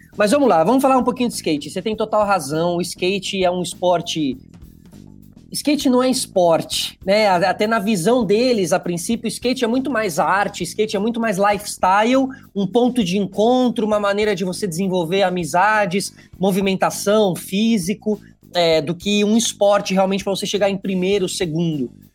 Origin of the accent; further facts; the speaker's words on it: Brazil; nós somos competitivos na ginástica